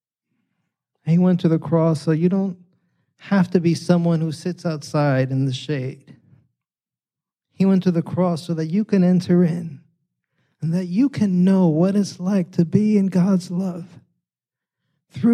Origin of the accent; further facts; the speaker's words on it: New York City, New York, United States; now in San Diego, United States; New York City, I grew up in New York